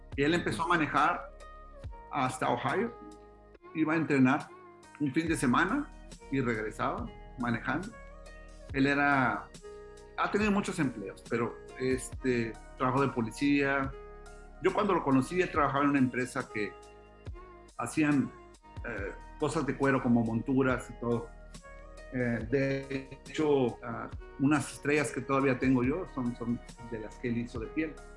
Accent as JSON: {"language": "Spanish", "country": "Mexico", "said": "soy mexicano, gano en pesos"}